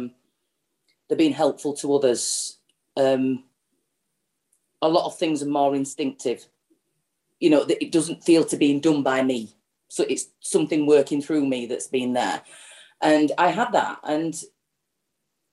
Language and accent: English; Yorkshire and the Humber, United Kingdom; I'm an alcoholic from Yorkshire